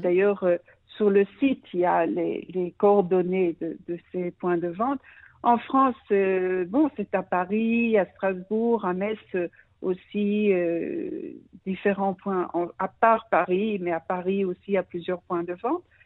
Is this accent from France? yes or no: no; Brussels, Brussels-Capital Region, Belgium; moved away as an adult; now in Israel; Je suis née en Belgique, à Bruxelles